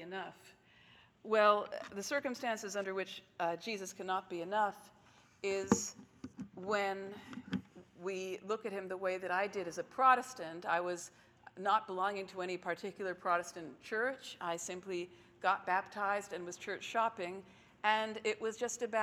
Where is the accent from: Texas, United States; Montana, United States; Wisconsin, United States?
Texas, United States; As a Jewish child growing up in Texas, which is real Bible Belt